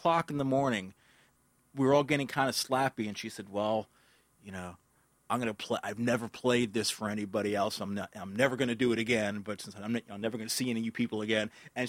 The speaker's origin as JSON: {"language": "English", "town": "New York City", "region": "New York", "country": "United States", "tie": "born or raised there", "moved": "as an adult", "lives_now": "New Jersey, United States", "said": "I grew up in the Bronx, and I've been saying that Jersey is, you know, it's a temporary thing. But at a certain point, when I've lived longer in New Jersey than New York, I can't say that."}